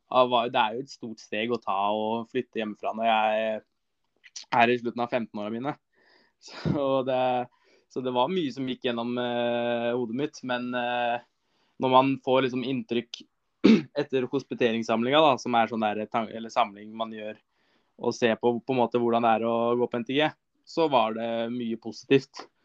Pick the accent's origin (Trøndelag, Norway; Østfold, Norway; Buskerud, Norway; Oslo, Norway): Østfold, Norway; Larkollen; langturer på sommeren er Eh, rundt, rundt Larkollen, der jeg er fra.